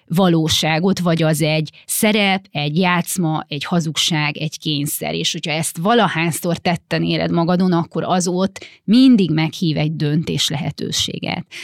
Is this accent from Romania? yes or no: yes; Romania; gyerekkorom a Ceausescu Romániájában, ahol ugye a, a szüleim ingáztak